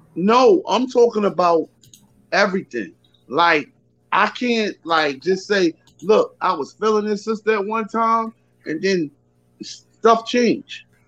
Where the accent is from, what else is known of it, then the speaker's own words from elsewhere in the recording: Richmond, Virginia, United States; now in New York, United States; I'm from Richmond, Virginia, I live in New York.